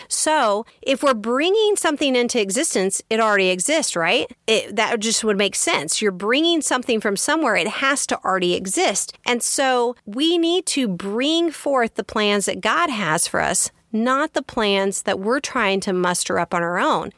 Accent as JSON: {"language": "English", "region": "Kansas", "country": "United States", "tie": "born or raised there", "also_born_or_lived": "Texas", "said": "I grew up on a farm in Kansas. I grew up in Texas and then we moved to a farm"}